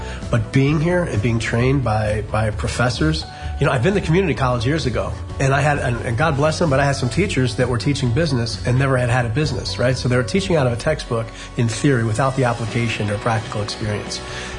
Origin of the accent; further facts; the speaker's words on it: Philadelphia, Pennsylvania, United States; moved away; I'm from Philadelphia.